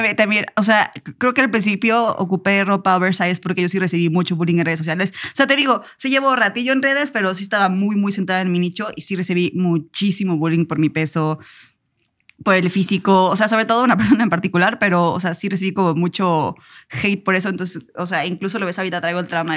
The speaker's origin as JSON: {"language": "Spanish", "region": "Puebla", "country": "Mexico", "moved": "yes", "lives_now": "Mexico City, Mexico", "said": "Vengo de Puebla, no es tampoco un rancho"}